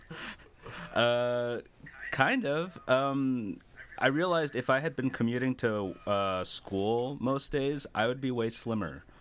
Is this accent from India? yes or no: no; New Jersey, United States; what I grew up with in New Jersey